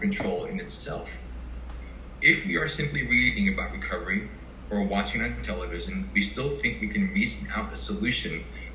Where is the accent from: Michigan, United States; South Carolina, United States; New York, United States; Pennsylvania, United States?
New York, United States; also born or lived in Asia / Iceland / Bronx, New York; I'm from New York. I'm not from Brooklyn. I'm from Manhattan